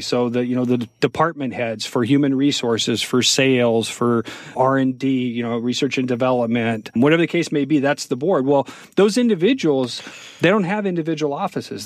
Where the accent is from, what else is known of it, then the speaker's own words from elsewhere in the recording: United States; being an American